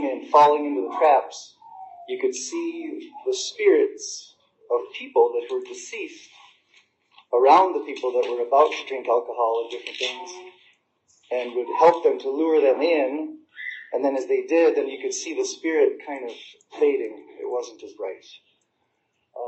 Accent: United States; I grew up on the Indian reservation

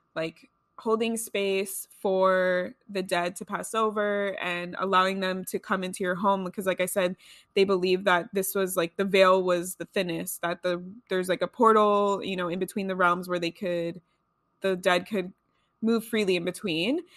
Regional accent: Los Angeles, California, United States; I grew up here in Los Angeles

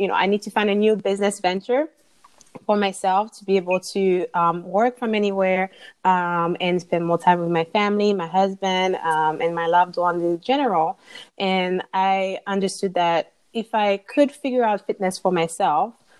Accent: Martinique; now in Indiana, United States; So currently I live in Indiana, but I'm originally from Martinique in the Caribbean.

